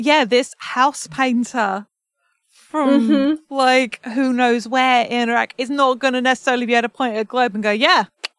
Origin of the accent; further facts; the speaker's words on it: England, United Kingdom; I'm English